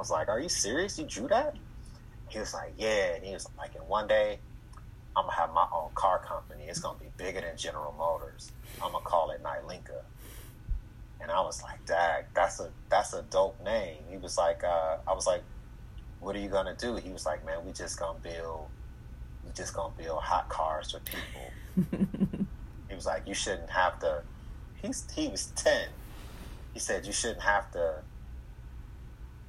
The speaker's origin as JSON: {"language": "English", "town": "Detroit", "region": "Michigan", "country": "United States", "tie": "born or raised there", "said": "we grew up in Detroit"}